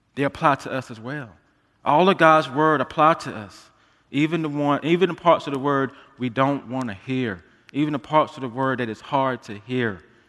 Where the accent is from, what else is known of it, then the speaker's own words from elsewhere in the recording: United States; being American believers